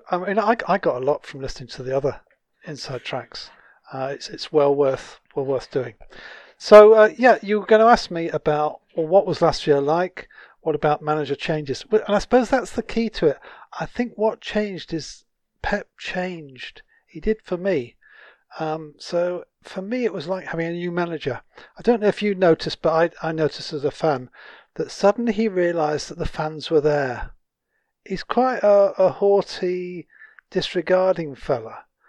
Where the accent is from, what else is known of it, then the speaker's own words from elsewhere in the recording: Manchester, North West England, United Kingdom; now in West Yorkshire, United Kingdom; I was brought up in Manchester, then we moved away and moved around the country. I now live between in some beautiful countryside, in between Barnsley and Huddersfield in West Yorkshire.